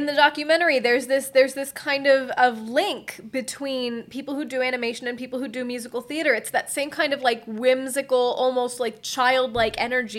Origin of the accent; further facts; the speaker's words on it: Upper Darby, Pennsylvania, United States; I grew up in Upper Darby